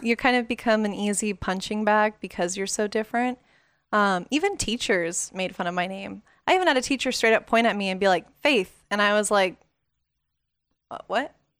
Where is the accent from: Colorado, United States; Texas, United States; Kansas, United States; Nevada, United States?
Nevada, United States; Las Vegas; growing up in Vegas